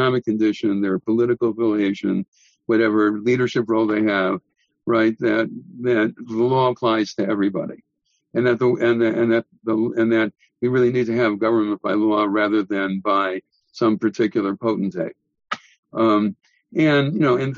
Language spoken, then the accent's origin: English; Milwaukee, Wisconsin, United States; my hometown rabbi in Milwaukee